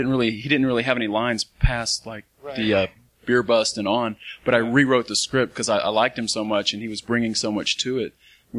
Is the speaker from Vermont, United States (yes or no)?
no; Huntsville, Texas, United States; which I was from Huntsville, Texas, kind of these East Texas towns.